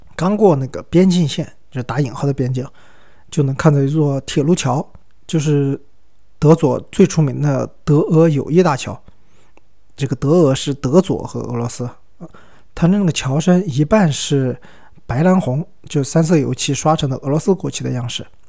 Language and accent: Chinese; China; 我是中国人